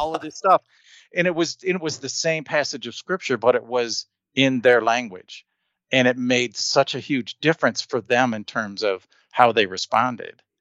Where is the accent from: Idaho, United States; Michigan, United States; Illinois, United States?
Michigan, United States; Detroit; first language English; moved away as an adult; now in Colorado, United States; I was born in Michigan